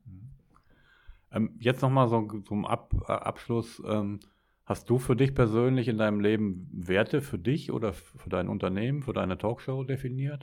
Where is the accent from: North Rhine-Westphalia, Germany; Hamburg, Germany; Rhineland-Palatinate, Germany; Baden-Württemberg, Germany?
North Rhine-Westphalia, Germany; Ruhr area; weil ich komme aus dem Ruhrgebiet